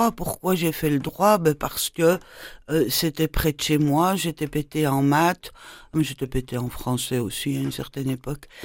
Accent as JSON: {"language": "French", "town": "Brussels", "region": "Brussels-Capital Region", "country": "Belgium", "said": "De Bruxelles."}